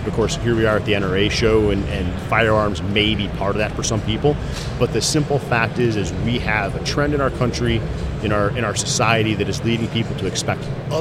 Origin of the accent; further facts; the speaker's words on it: Detroit, Michigan, United States; I'm a Detroit boy. I grew up in Detroit